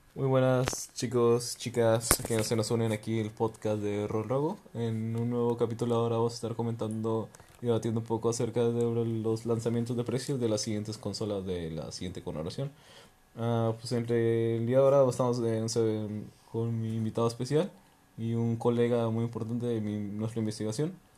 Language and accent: Spanish; Mexico; Aquí en México